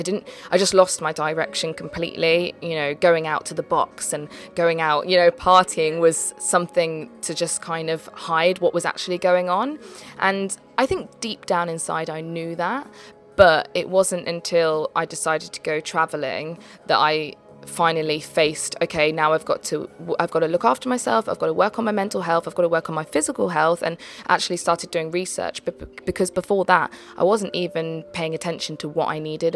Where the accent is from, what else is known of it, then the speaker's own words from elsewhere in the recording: Leicester, East Midlands, United Kingdom; moved away as an adult; also born or lived in London; I came from Leicester, so that's where I was brought up, and then I moved to London when I was 18 to go to Arts Ed.